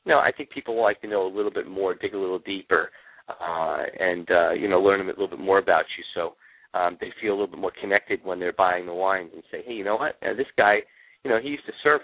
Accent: New York, United States; also born or lived in California; now in Florida, United States; I grew up in New York

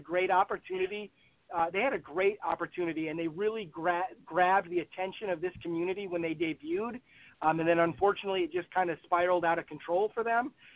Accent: Midwest, United States; also born or lived in Aberdeen, Scotland; I grew up in the Midwest

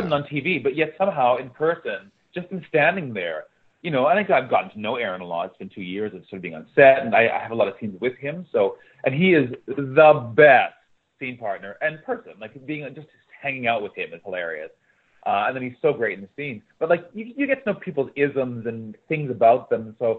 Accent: Winnipeg, Manitoba, Canada; moved away; No, I'm from Winnipeg, Manitoba.

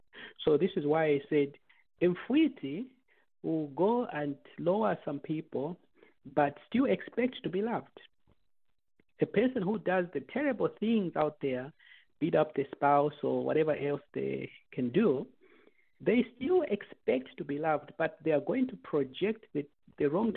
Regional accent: Zambia; now in United States; we come from Zambia, and we grow up in a culture and an environment

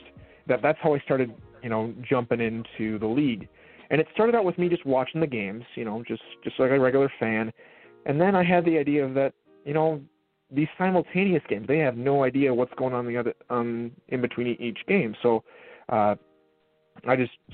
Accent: Minnesota, United States; I grew up in Minnesota

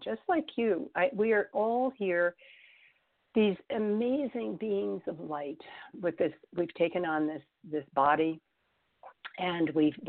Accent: New York City, New York, United States; moved away as an adult; also born or lived in Tucson, Arizona / Los Angeles; my hometown, because don't forget, I was born in New York City. My hometown was bombed.

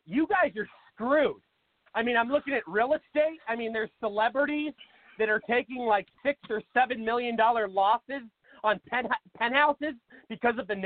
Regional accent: Seattle, Washington, United States; moved away as an adult; now in Phoenix, United States; I moved to Phoenix about 8 years ago, but I'm originally from Seattle, Washington

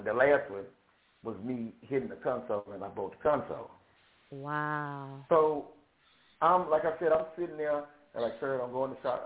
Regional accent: Shreveport, Louisiana, United States; I am from Shreveport, Louisiana

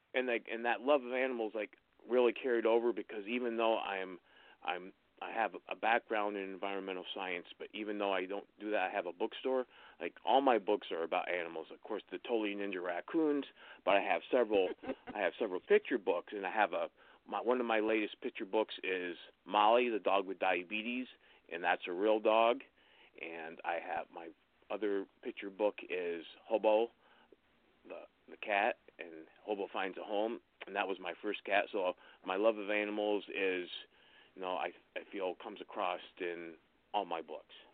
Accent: Wellsboro, Pennsylvania, United States; moved away as an adult; also born or lived in Wisconsin / Colorado; I grew up in Wellsboro, Pennsylvania, which is a little rural, rural town in north central Pennsylvania

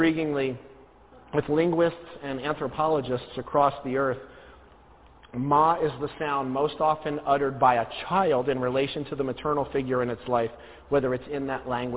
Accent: New Jersey, United States; I'm originally from New Jersey

